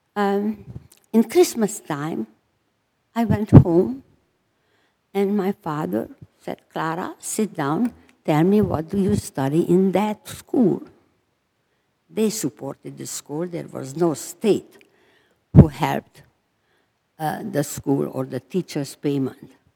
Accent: Transylvania, Romania; moved away; I was born in Romania, Transylvania

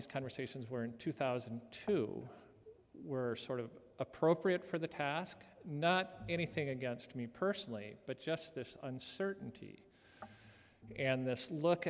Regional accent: South Dakota, United States; moved away; I was brought up in Lutheran country of South Dakota

